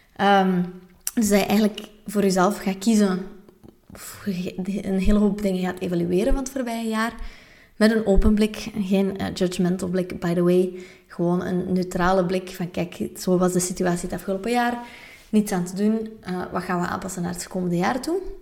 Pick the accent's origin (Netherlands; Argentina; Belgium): Belgium; West Flanders; now in Antwerp, Belgium; als West-Vlaming